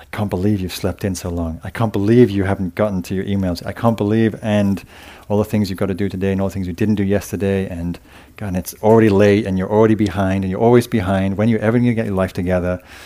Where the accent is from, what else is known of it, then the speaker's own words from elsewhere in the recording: England, United Kingdom; being English